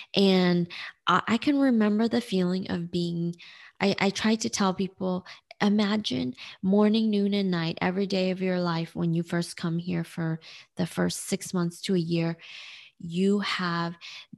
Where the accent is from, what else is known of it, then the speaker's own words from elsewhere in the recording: Nanjing, Jiangsu, China; born there; And so I was born in Nanjing, China. That's where my story begins.